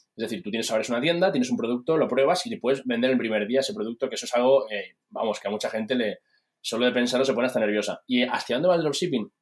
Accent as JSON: {"language": "Spanish", "country": "Spain", "said": "soy, soy español"}